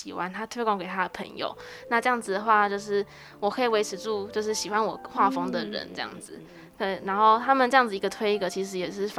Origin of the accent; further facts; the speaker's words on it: Taichung, Taiwan; 因为我是在台中市中区那边长大的，那那边现在比较比较没落